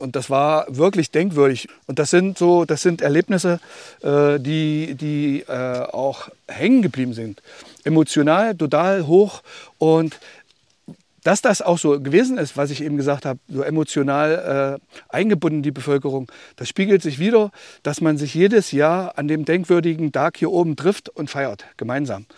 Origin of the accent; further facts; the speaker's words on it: Germany; Ich komme aus Kölstedt, einem Ort so ungefähr Luftlinie 15 Kilometer von hier. Und hinter unserem Ort beginnt der große Westerwald